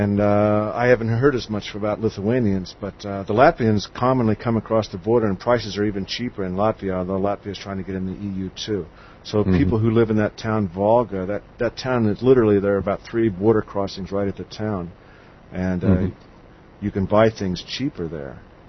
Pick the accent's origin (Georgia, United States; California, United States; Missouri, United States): Missouri, United States; now in Tallinn, Estonia; I'm from Missouri